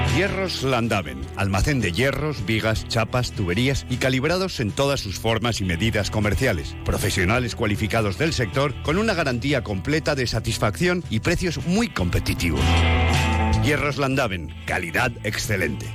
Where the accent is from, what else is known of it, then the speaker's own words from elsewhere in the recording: Navarre, Spain; debutar con el equipo de mi tierra